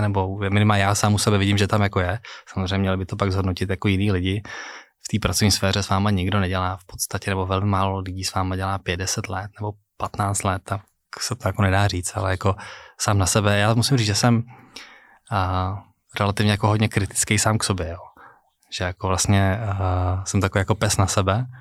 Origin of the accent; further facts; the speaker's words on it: Prague, Czechia; já jsem z Prahy. Uh, žil jsem na Chodově, narodil jsem se jako v Krči